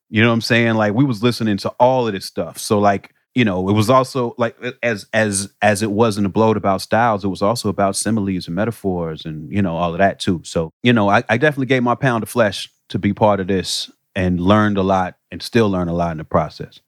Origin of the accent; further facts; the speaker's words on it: Chicago, Illinois, United States; moved away; I come from Chicago where that was looked at as a different thing